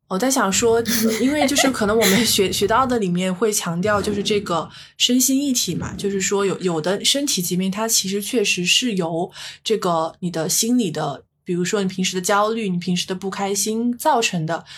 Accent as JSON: {"language": "Chinese", "country": "China", "said": "我们中国人"}